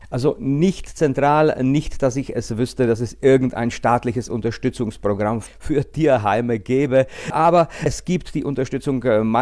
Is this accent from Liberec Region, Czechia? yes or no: yes; Liberec, Liberec Region, Czechia; Aber sowas sind wir eigentlich aus Liberec gar nicht gewöhnt